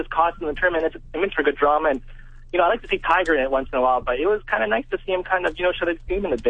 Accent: Canada; I'm Canadian

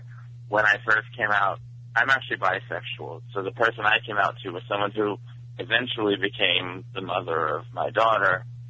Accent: Philadelphia, Pennsylvania, United States; I'm …, and I'm from Philadelphia.

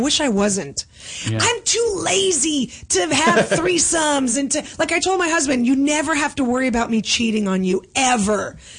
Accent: Russia; born there; Oh, no, I was born in Russia.

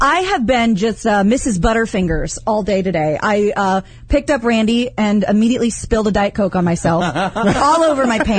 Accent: Kansas, United States; Now, I'm from Kansas.

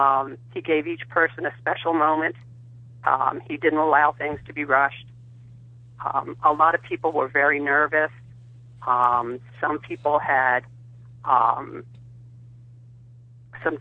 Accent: Virginia, United States; now in Ohio, United States; I'm originally from Virginia

